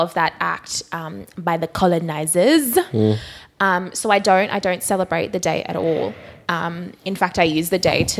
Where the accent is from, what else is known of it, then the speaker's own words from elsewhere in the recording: Australia; first language English; also born or lived in Nigeria; I've been here for many years and definitely proud of the fact that you know, a lot of my upbringing has been in Australia